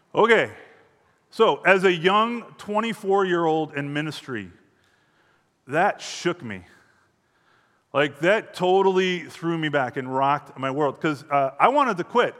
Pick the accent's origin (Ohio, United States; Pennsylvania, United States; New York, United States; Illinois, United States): Illinois, United States; hometown near Deerfield; moved away as an adult; also born or lived in Phoenix, Arizona; I was 24 when we decided to move back to my hometown